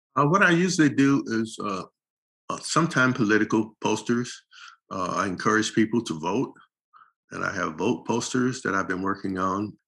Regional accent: St. Petersburg, Florida, United States; moved away as an adult; now in Los Angeles, United States; St. Petersburg, Florida, where we grew up

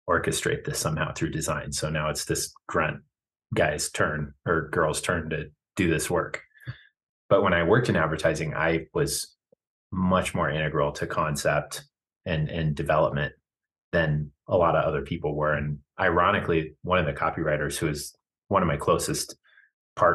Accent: Kearney, Nebraska, United States; moved away as an adult; now in Fort Collins, United States; born in Kearney and raised in Kearney. So like I was in my hometown going to school

